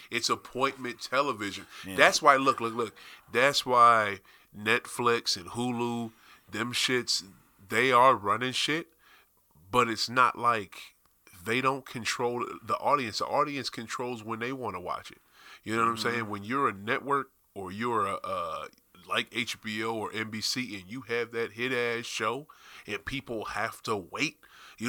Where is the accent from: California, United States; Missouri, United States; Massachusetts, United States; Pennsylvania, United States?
Massachusetts, United States; Springfield; That's where I'm from. I'm from Springfield, Mass